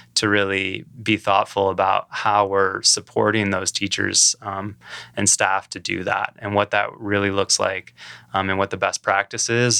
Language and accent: English; downstate Michigan, United States; moved away as an adult; also born or lived in Aspen, Colorado; now in Traverse City, United States; I grew up downstate, so I'm from Michigan, the Mitten, um, you know, originally